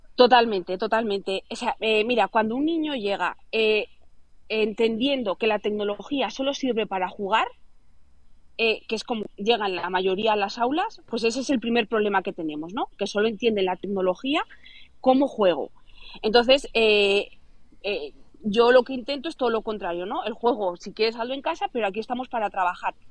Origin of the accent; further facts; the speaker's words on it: Zaragoza, Aragon, Spain; soy de Zaragoza